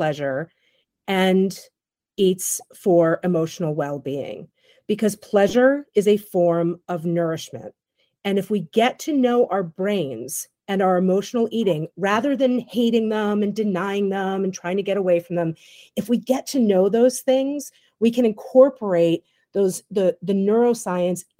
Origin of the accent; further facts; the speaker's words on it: New York City, New York, United States; moved away; I'm from New York City originally.